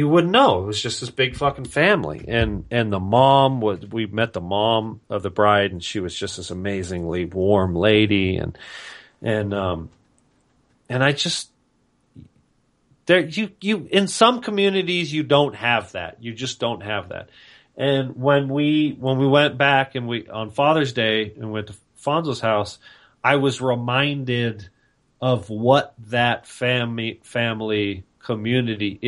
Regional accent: Vista, California, United States; also born or lived in Carlsbad, California / Oceanside, California; I grew up in North County and I grew up in Vista

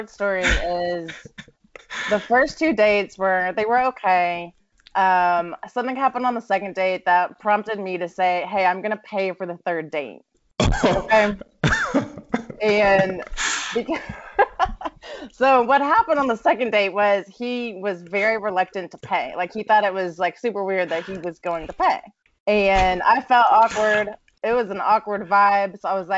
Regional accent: Memphis, Tennessee, United States; moved away as an adult; now in Nashville, United States; I am from Memphis, but I live in Nashville now. I've been here about 3 years

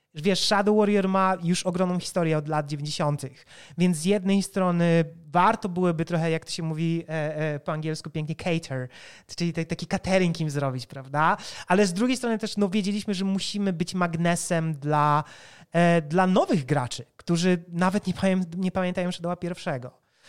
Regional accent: Poland; My jesteśmy deweloperami z Polski

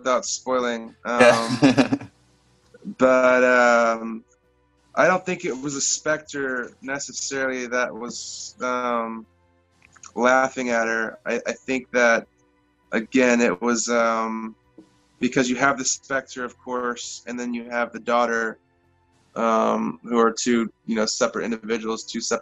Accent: Nevada, United States; my hometown, a little country town called Nevada

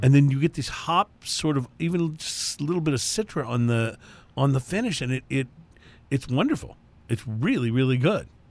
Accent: Houston, Texas, United States; we're from Houston. We make no bones about that the, the show is heard everywhere, but, uh, we are from Houston

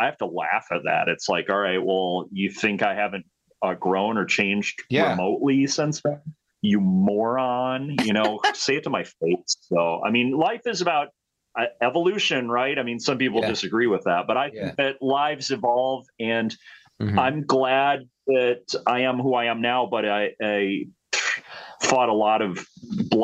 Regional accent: Rockford, Illinois, United States; I grew up in Rockford, Illinois

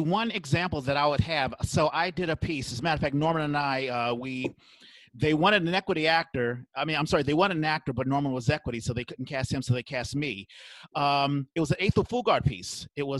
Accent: South Africa; of course, being a South African, I mean, I was sort of out of my element

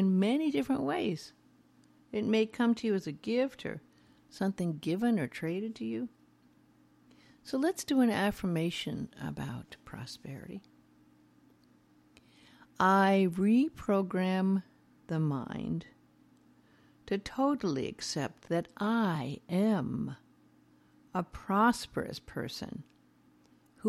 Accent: Beverly Hills, California, United States; I grew up in Beverly Hills, knew many stars

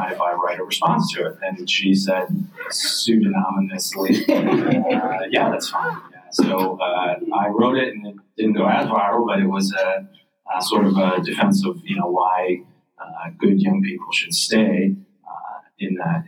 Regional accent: Red Creek, New York, United States; I grew up in a very rural part of upstate New York, a town called Red Creek. It's in Wayne County.

